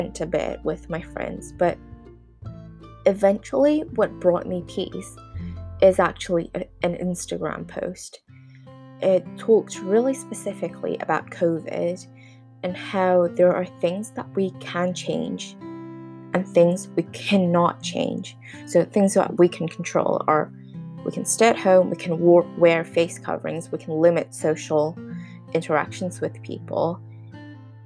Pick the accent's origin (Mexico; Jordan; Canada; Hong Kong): Hong Kong; moved away; also born or lived in United Kingdom; I'm from Hong Kong and a lot of my family and friends are in Hong Kong